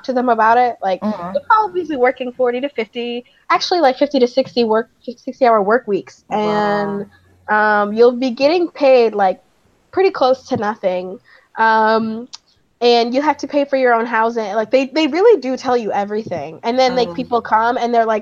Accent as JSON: {"language": "English", "town": "Grand Rapids", "region": "Michigan", "country": "United States", "tie": "born or raised there", "also_born_or_lived": "East Lansing, Michigan", "moved": "as an adult", "said": "my hometown, yeah. Which is Grand Rapids"}